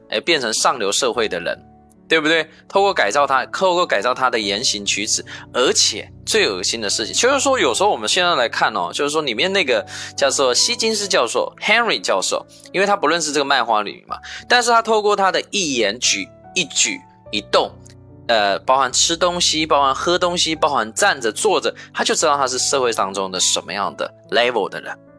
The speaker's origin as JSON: {"language": "Chinese", "country": "Taiwan", "tie": "born or raised there", "also_born_or_lived": "mainland China", "moved": "yes", "lives_now": "China", "said": "像在我的老家台湾，"}